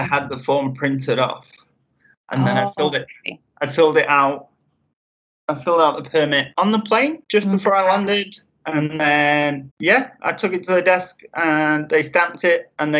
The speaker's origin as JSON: {"language": "English", "town": "Sheffield", "region": "Yorkshire and the Humber", "country": "United Kingdom", "also_born_or_lived": "Wales", "moved": "as an adult", "lives_now": "Mexico", "said": "in Wales with my mother. But I'm from Sheffield."}